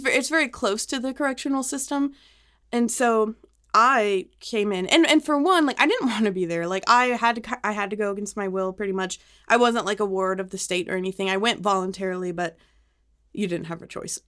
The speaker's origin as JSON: {"language": "English", "town": "Highland Park", "region": "Texas", "country": "United States", "said": "I'm from Highland Park"}